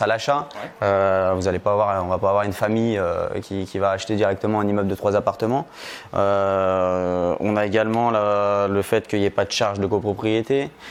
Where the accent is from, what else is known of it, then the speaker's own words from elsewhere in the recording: Lyon, Auvergne-Rhône-Alpes, France; je viens euh, de Lyon, proche de Lyon